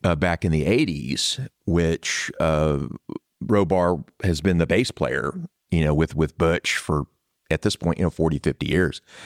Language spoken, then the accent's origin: English; San Antonio, Texas, United States; I am a Texan. I was born here in San Antonio